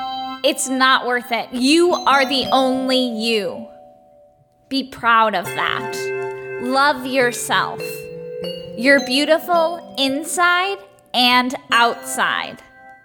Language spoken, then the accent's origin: English; Chicago, Illinois, United States; I'm from Chicago.